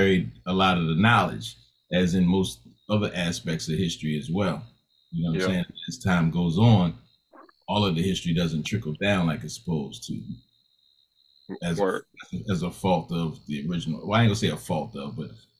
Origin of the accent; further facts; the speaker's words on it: Baltimore, Maryland, United States; moved away; also born or lived in Tennessee / Georgia; I'm from Baltimore